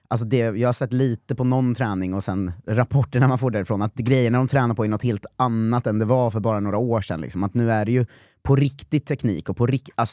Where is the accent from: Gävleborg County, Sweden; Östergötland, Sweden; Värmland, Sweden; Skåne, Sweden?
Östergötland, Sweden; Norrköping; jag, jag ser ju vad som håller på att hända här och jag är från Norrköping, jag ska fan ta det här framåt.